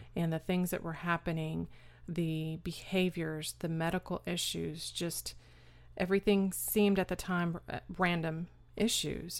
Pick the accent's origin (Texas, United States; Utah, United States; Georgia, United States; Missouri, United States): Texas, United States; Austin; also born or lived in New York / San Antonio, Texas; Austin, Texas, where we've been ever since